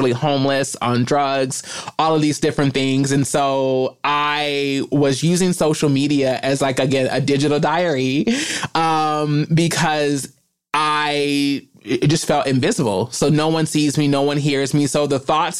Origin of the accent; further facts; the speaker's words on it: Kentucky, United States; I am from Kentucky